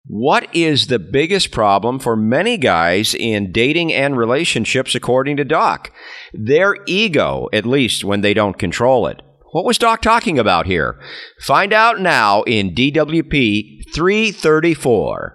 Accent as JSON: {"language": "English", "region": "California", "country": "United States", "said": "my home state of California"}